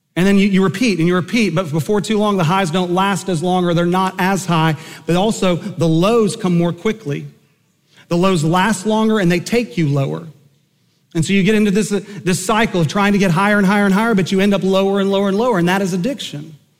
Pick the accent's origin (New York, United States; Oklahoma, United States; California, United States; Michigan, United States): Oklahoma, United States; Enid; I grew up in Enid, Oklahoma